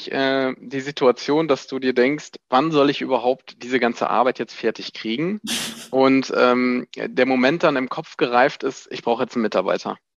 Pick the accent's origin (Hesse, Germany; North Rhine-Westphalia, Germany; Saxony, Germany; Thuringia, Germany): North Rhine-Westphalia, Germany; Epe; now in Gescher, Germany; 29 Jahre jung. Ich komme ursprünglich aus Epe, äh, die Liebe hat mich nach Gescher hingezogen.